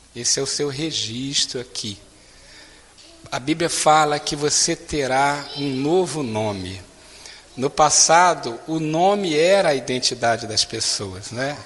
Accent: Niterói, Rio de Janeiro, Brazil; Eu fui criado em Igreja Batista, lá no Rio de Janeiro

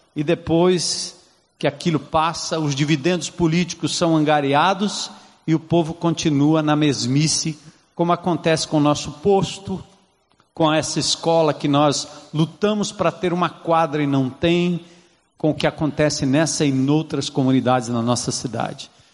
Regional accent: São Paulo, Brazil; now in Fortaleza, Brazil; de onde eu vim, ah, de São Paulo, da Zona Norte

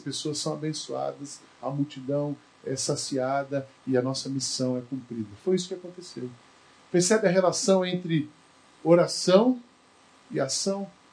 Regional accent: Barbacena, Minas Gerais, Brazil; moved away; E eu lembro quando eu era criança, lá em Barbacena

